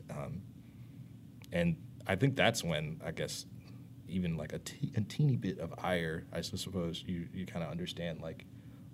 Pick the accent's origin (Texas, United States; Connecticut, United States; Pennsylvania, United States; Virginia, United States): Virginia, United States; Mechanicsville; I grew up in Mechanicsville